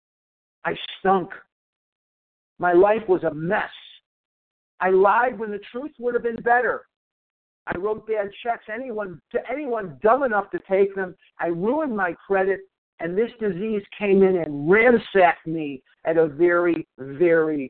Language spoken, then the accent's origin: English; Chicago, Illinois, United States; now in Arizona, United States; I was born in Chicago